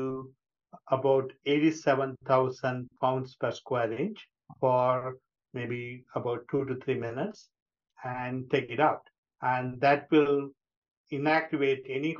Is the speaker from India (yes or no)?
yes; India; moved away as an adult; also born or lived in Thailand / Georgia, United States; now in Columbus, United States; I'm originally from India